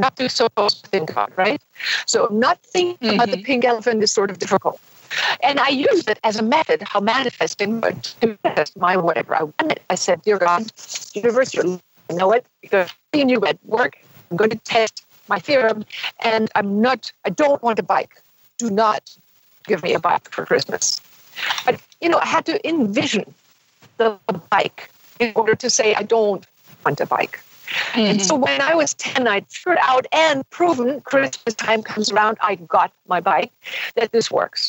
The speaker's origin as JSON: {"language": "English", "country": "Germany", "tie": "born or raised there", "also_born_or_lived": "Himalayas", "moved": "yes", "said": "I had German parents who decided they want to live abroad"}